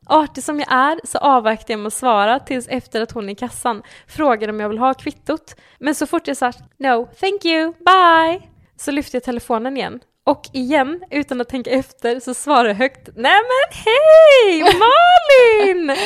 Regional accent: Denmark; Jag är ju dansk.

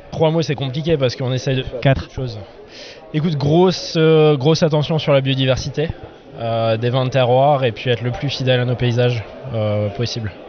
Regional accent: Alsace, Grand Est, France; Je suis alsacien d'adoption, Je suis arrivé ici quand j'avais 5 ans, j'en ai 31

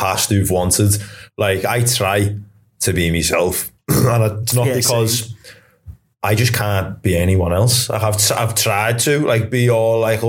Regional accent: Liverpool, North West England, United Kingdom; accent: Scouse; I'm from Crocky.

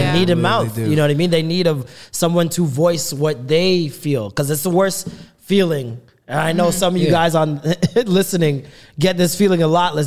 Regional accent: Jamaica; I'm Jamaican, I'm trying to put that extra syllable on it

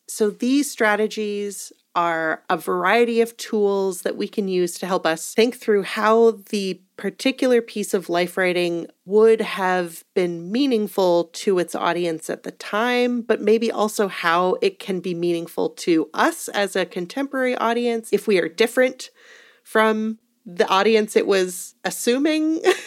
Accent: Edmonton, Alberta, Canada; I was born in Edmonton.

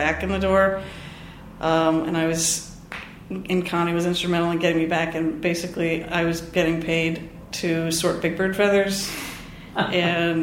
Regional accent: outside of Philadelphia, New Jersey, United States; I grew up outside of Philadelphia, New Jersey

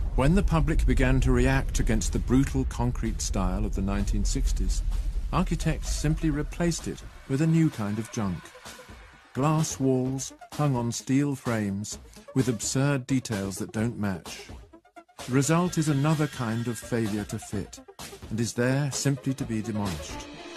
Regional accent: near Reading, South East England, United Kingdom; I grew up near Reading, which was a charming Victorian town

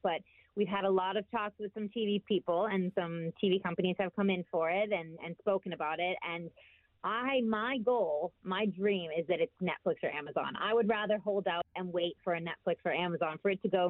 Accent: United States; now in United Kingdom; I'm American

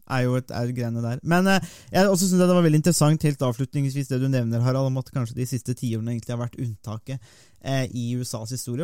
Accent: Norway; vi har den interessen som nordmenn

